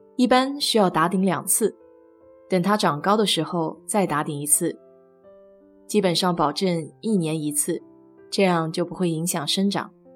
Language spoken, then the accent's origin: Chinese; Nanjing, Jiangsu, China; moved away as an adult; now in Houston, United States; 小时候在南大的校园里见过